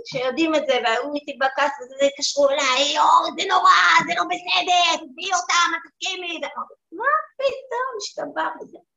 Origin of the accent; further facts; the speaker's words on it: Ramat Gan, Tel Aviv District, Israel; גדלתי ברמת גן, בבית חילוני.